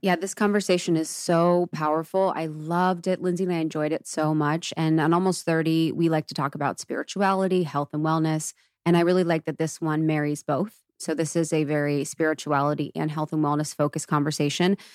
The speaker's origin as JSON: {"language": "English", "region": "Ohio", "country": "United States", "tie": "born or raised there", "said": "I grew up in Ohio and it's so Catholic, so religious"}